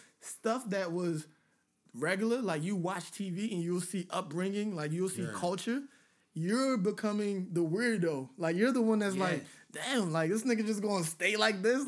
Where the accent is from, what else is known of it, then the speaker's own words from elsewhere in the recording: Nigeria; now in United States; I grew up in Nigeria